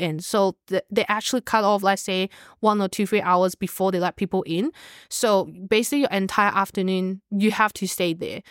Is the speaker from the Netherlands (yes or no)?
no; Hong Kong; moved away; I'm from Hong Kong